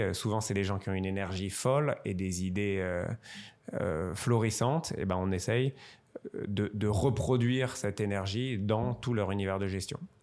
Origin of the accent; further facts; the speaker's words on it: Strasbourg, Grand Est, France; je suis originaire de Strasbourg